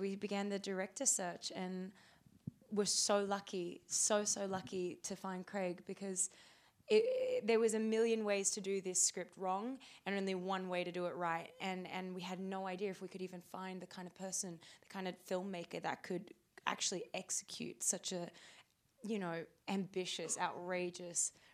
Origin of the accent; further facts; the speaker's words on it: Australia; we're both Australian.